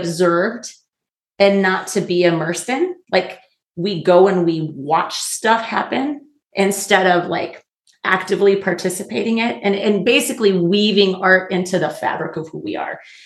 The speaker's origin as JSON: {"language": "English", "town": "Oakes", "region": "North Dakota", "country": "United States", "tie": "born or raised there", "moved": "as an adult", "said": "I'm back in my hometown. We're actually recording in the little village of Oaks, North Dakota."}